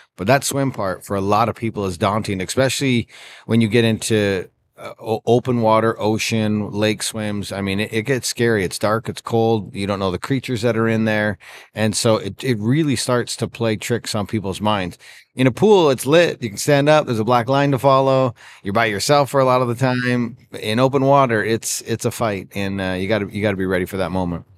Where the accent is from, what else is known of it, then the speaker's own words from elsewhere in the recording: Canada; I grew up in Canada